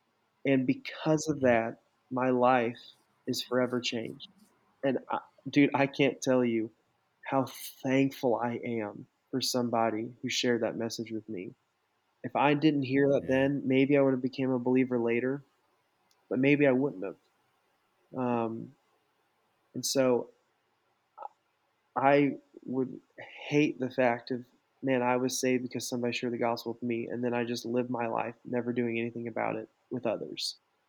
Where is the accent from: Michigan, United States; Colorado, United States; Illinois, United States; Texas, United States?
Colorado, United States; also born or lived in Alaska / Arizona; I grew up in Colorado and Alaska, and I lived in Arizona for a time too. And all three of those places have a heavy LDS population.